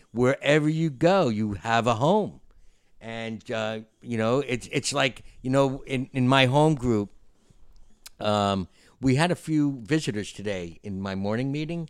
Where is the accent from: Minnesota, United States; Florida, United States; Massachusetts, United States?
Florida, United States; we're from Florida